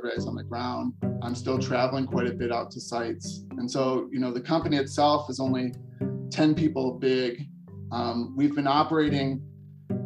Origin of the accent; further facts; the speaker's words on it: Chicago, Illinois, United States; moved away as an adult; also born or lived in Colorado; I was coming from suburban Chicago